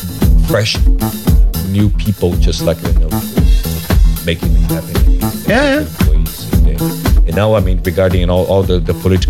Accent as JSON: {"language": "English", "region": "São Paulo", "country": "Brazil", "tie": "born or raised there", "moved": "as an adult", "lives_now": "Copenhagen, Denmark", "said": "I'm from São Paulo, a Brazilian, and I've been living in São Paulo for 35 years, actually."}